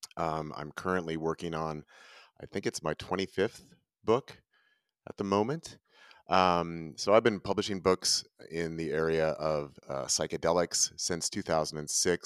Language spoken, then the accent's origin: English; Northern California, United States; moved away as an adult; now in Ashland, United States; I was raised in Northern California